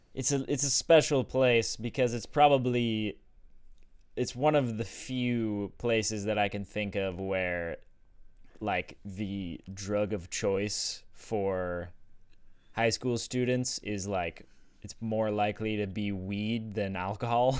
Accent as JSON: {"language": "English", "town": "Sedona", "region": "Arizona", "country": "United States", "tie": "born or raised there", "said": "growing up in Sedona and being exposed to psychedelics there"}